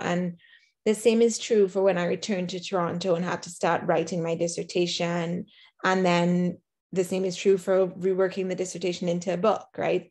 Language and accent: English; Trinidad & Tobago; me as a Trinidadian